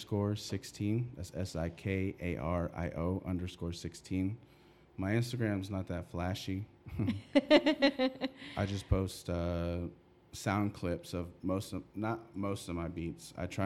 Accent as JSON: {"language": "English", "region": "Texas", "country": "United States", "tie": "born or raised there", "said": "I grew up in Texas."}